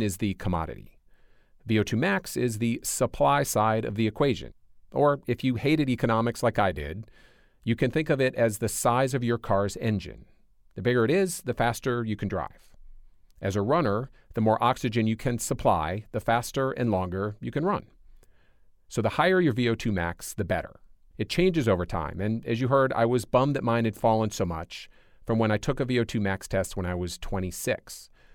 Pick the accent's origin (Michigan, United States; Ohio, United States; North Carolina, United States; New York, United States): Michigan, United States; moved away; I grew up in Michigan. My whole family still lives there